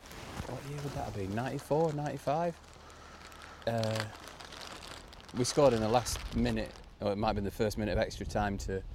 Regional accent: Worksop, East Midlands, United Kingdom; I'm from Worksop, which is North Nottinghamshire.

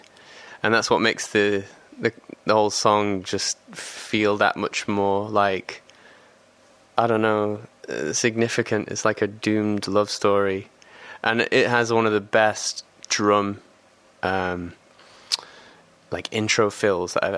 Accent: England, United Kingdom; being an English person

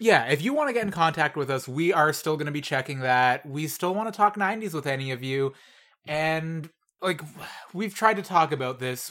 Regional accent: Canada; As a Canadian

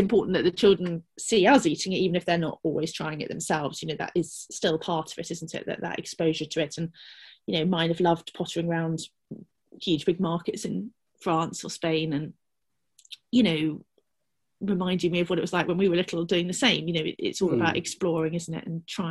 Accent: West Sussex, South East England, United Kingdom; I grew up here in West Sussex, I moved away and come back to bring my children up here

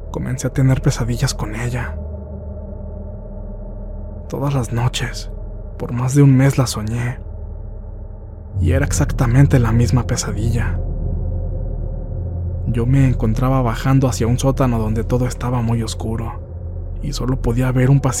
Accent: Zacatecas, Mexico; Yo soy del estado de Zacatecas.

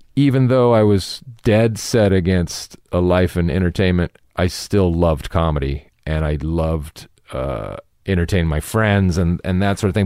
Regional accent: Irvine, California, United States; also born or lived in Newport Beach; Irvine, I was born in Newport Beach. I grew up in Irvine.

